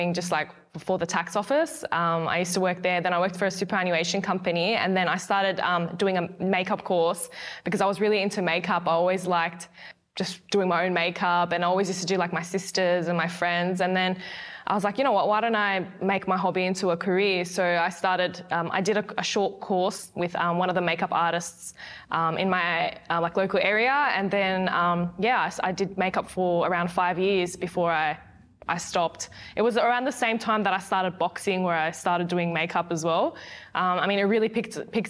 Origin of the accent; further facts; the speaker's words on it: Australia; I'm an Australian amateur boxer